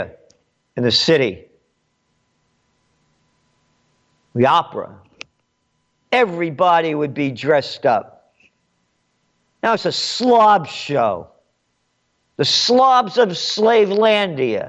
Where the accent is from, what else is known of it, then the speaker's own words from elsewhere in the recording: United States; I'm an American. My blood is Italian. My heart is American.